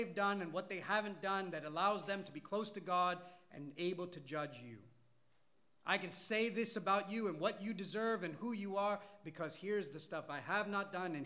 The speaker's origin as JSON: {"language": "English", "area": "Malayalam-speaking India", "region": "Kerala", "country": "India", "tie": "born or raised there", "first_language": "Malayalam", "second_language": "English", "moved": "yes", "said": "the culture that I grew up in the language that I grew up speaking in the Indian language, Malayalam"}